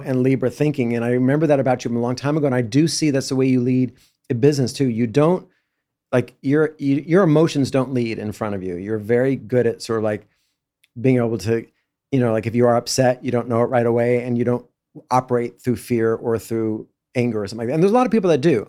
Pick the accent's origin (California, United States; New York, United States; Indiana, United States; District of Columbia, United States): California, United States; Los Angeles; me growing up in Brentwood